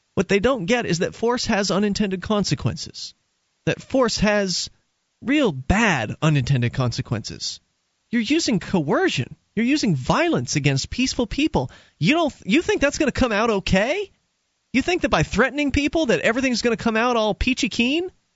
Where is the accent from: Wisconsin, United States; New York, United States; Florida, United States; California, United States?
Florida, United States; moved away as an adult; now in New Hampshire, United States; I was born in Florida